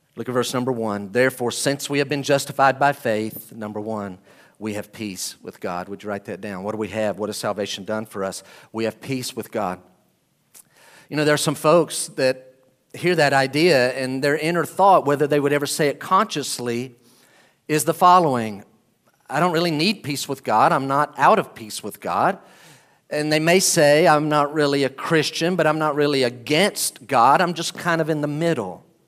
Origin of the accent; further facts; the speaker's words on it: United States; I am an American. Praise the Lord, I am too.